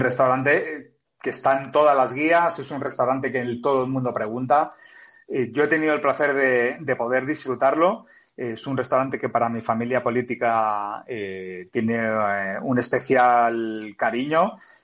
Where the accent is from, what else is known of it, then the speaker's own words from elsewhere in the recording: Barcelona, Catalonia, Spain; moved away as an adult; also born or lived in Madrid; yo soy de Barcelona, pero que yo me siento madrileño ya de, acogida